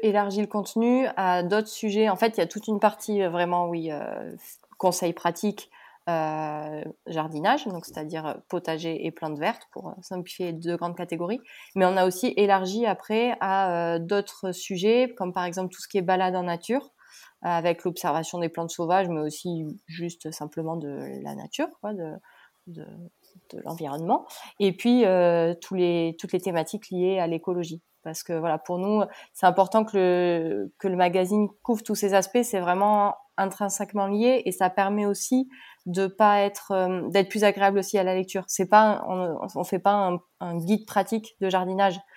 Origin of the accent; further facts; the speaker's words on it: Pau, Nouvelle-Aquitaine, France; moved away as an adult; also born or lived in Toulouse; now in Île de Ré, France; je suis originaire de Pau comme Julie